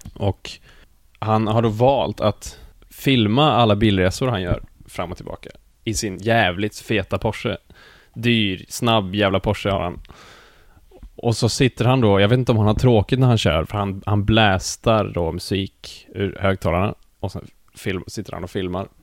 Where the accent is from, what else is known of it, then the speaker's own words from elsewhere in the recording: Skövde, Västra Götaland, Sweden; moved away as an adult; now in Gothenburg, Sweden; jag kommer då från Skövde, eller från Jo egentligen